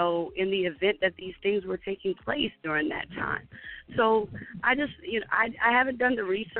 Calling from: Atlanta, Georgia, United States; I'm calling from Atlanta.

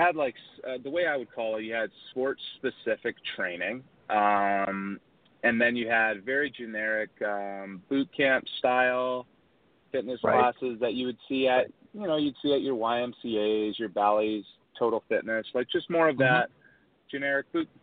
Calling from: Charlotte, North Carolina, United States; I'm calling from beautiful Charlotte, North Carolina.

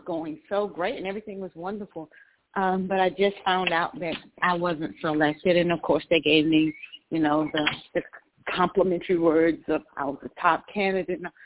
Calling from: Georgia, United States; I'm calling from Georgia.

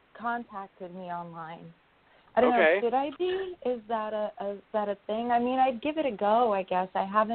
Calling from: New York, United States; calling from New York

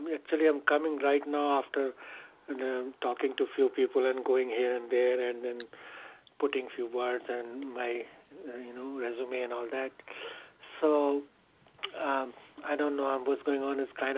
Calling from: Connecticut, United States; I'm calling from Connecticut.

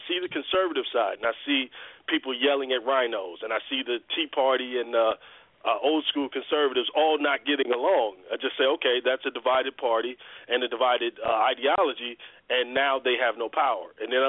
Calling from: Atlanta, Georgia, United States; I'm in Atlanta.

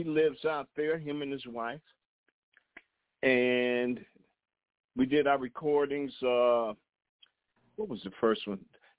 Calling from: Detroit, Michigan, United States; also born or lived in Ladera Heights, Los Angeles; I'm calling from Detroit, Michigan, Motown.

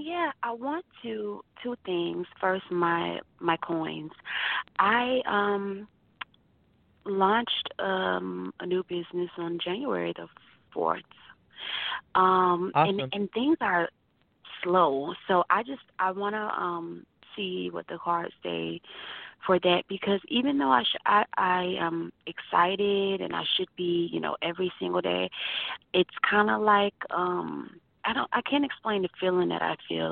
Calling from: Florida, United States; I'm calling from Florida

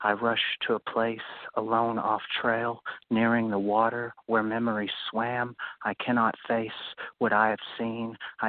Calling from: Louisville, Kentucky, United States; I'm from Louisville, Kentucky.

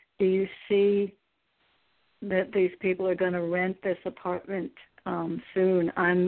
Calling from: Connecticut, United States

